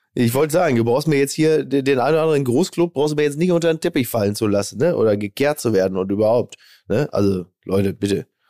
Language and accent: German; Germany; wir als Deutsche